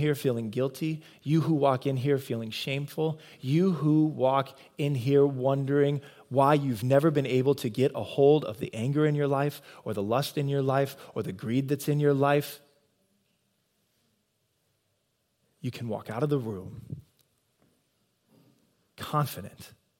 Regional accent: Nebraska, United States; moved away as an adult; also born or lived in Iowa; I'm born and bred in Nebraska

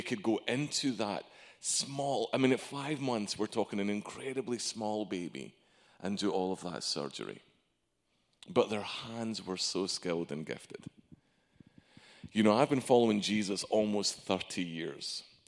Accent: Arkansas, United States; Yes, my accent isn't local. I'm from Arkansas. Just don't say I'm Irish.

